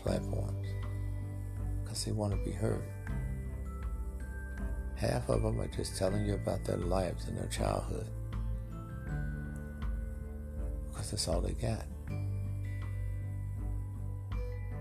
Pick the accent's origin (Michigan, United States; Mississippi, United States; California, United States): Mississippi, United States; moved away; also born or lived in Los Angeles; I'm from Mississippi, and I knew people who ate clay dirt when there was nothing to eat